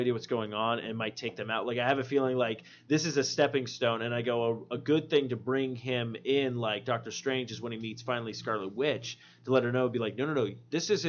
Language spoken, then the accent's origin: English; New York, United States; I'm a New Yorker. I was born in New York and everything like